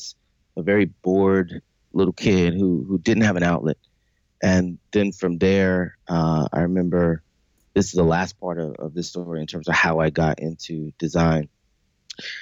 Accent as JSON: {"language": "English", "town": "Lexington", "region": "South Carolina", "country": "United States", "tie": "born or raised there", "accent": "Southern", "said": "I grew up in South Carolina, a very small town called Lexington, South Carolina"}